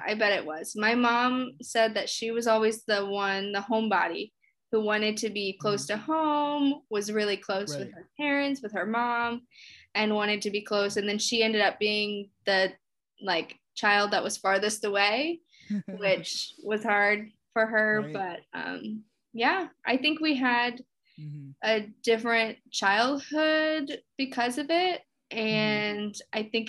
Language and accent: English; Indiana, United States; born there; also born or lived in Richmond, Virginia; So I would always tell everyone I was from Richmond, from Virginia. Right. And then I moved here and then I'm like, actually, I was born in Indiana.